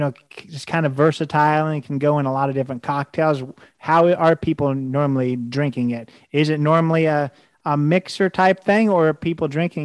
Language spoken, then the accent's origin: English; Indiana, United States; I'm from Indiana. We're pretty close to Kentucky.